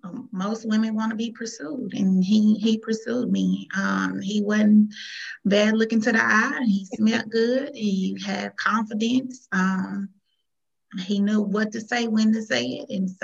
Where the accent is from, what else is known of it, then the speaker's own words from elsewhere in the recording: Jackson, Mississippi, United States; moved away as an adult; now in Texas, United States; it's just old country girl from Mississippi. I'm originally from Jackson, Mississippi. I've been in Texas for the last 11 years. I came to Texas for better opportunities.